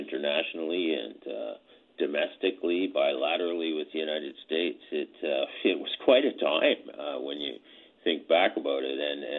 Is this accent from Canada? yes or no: yes; Canada; what really impressed me as a student of history and as a Canadian was his effectiveness on the international scene.